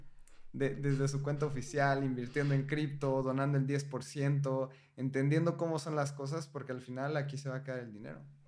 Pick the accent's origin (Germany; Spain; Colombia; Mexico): Mexico; como mexicano